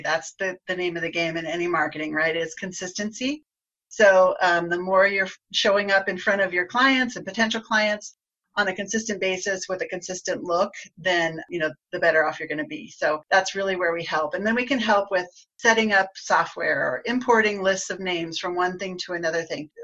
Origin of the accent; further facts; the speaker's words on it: Garden City, Kansas, United States; now in Colorado, United States; I grew up in the southwest corner of, of Kansas in a town called Garden City